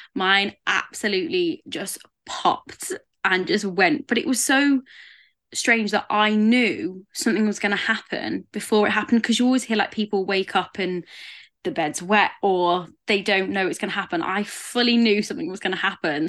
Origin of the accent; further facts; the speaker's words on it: England, United Kingdom; I am English